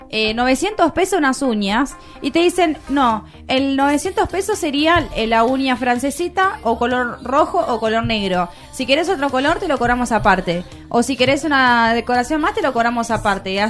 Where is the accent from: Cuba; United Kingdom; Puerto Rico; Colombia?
United Kingdom; England; Spanish is a second language; no, porque yo soy inglés. inglés.